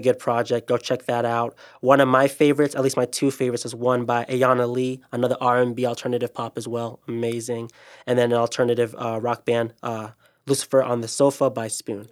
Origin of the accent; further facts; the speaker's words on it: Ghana; I'm Ghanaian